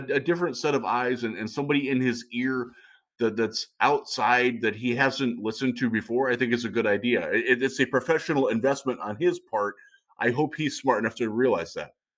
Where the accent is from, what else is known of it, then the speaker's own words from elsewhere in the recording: Cleveland, Ohio, United States; I'm from Cleveland